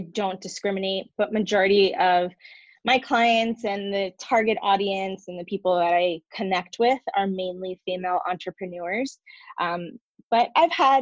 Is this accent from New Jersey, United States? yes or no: yes; New Jersey, United States; moved away as an adult; now in San Diego, United States; I am originally from New Jersey